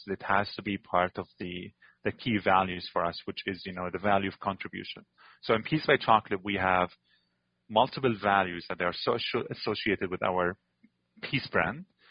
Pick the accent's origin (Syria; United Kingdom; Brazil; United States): Syria; Damascus, Damascus Governorate; moved away as an adult; now in Antigonish, Canada; I was born in Damascus. It's a giant city.